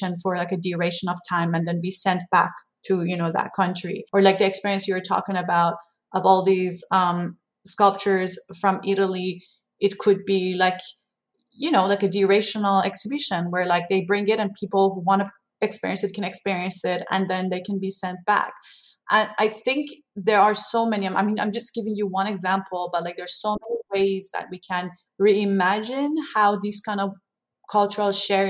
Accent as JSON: {"language": "English", "country": "Iran", "tie": "born or raised there", "second_language": "English", "moved": "yes", "said": "growing up in Iran"}